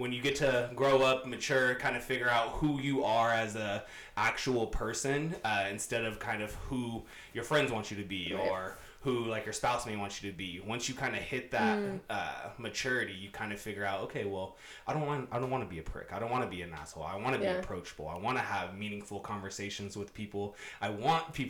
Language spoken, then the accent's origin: English; San Bernardino, California, United States; also born or lived in San Francisco Bay Area, California; I grew up in the IE, so San Bernardino, Highland, Redlands area